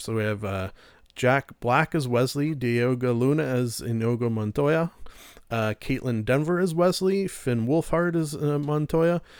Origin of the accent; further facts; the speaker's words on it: Canada; we're Canadian